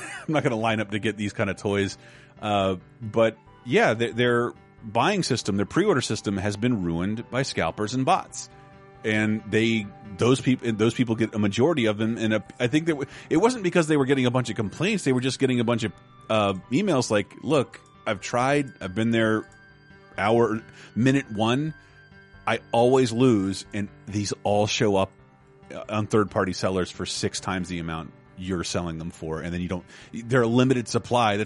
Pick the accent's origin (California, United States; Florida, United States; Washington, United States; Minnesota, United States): Florida, United States; Miami; born or raised there